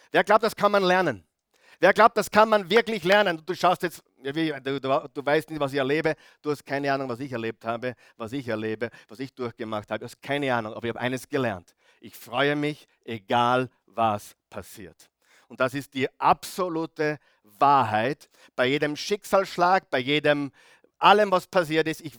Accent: Grieskirchen, Upper Austria, Austria; heute früh wieder in Grieskirchen, wo ich her bin, als Oberösterreicher

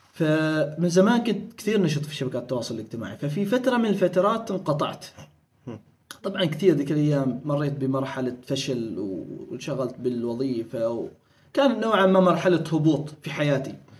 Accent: Oman; كنا احنا الوحيدين عمانيين وبحرينيين اللي هم عرب ومسلمين

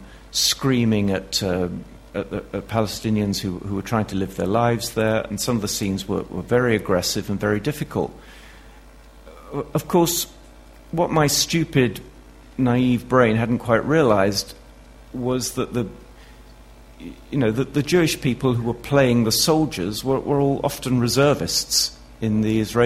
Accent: United Kingdom; I'm a Brit

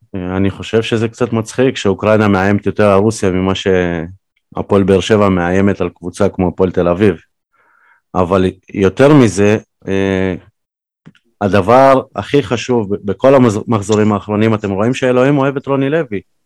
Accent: Ukraine; also born or lived in Belarus; now in Israel; כי גדלתי באוקראינה

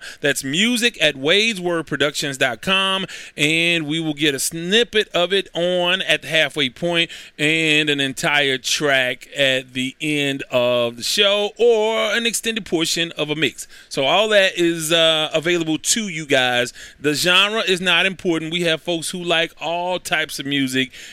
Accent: Houston, Texas, United States; I'm from South Park, so they were rival neighborhoods. Jones was my home high school

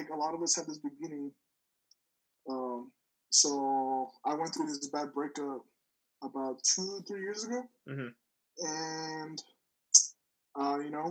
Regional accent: Odessa, Texas, United States; I'm from Odessa, Texas, man. It's a small town in West Texas.

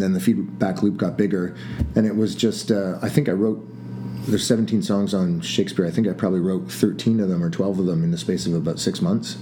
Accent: Toronto, Ontario, Canada; We're from Toronto

